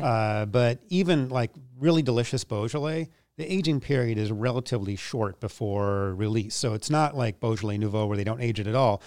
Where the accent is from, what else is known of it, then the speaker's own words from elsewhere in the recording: Minneapolis, Minnesota, United States; moved away as an adult; now in New York, United States; I grew up in Minneapolis